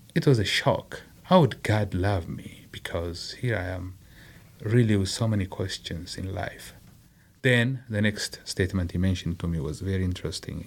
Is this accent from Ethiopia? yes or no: yes; Adama, Oromia, Ethiopia; moved away; I was raised in Nazareth, a commercial town